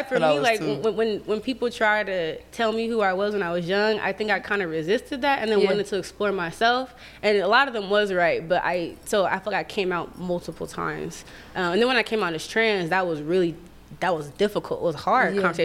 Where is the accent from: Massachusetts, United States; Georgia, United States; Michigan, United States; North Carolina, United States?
Georgia, United States; I grew up in Georgia